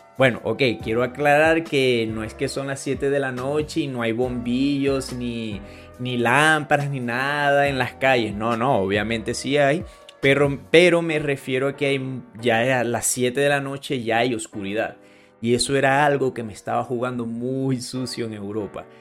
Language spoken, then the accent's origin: Spanish; Venezuela; now in Colombia; Venezuela, que es donde yo nací